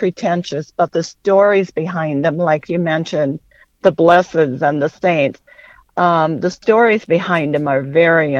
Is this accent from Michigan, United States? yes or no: no; West Central Minnesota, United States; I grew up in West Central Minnesota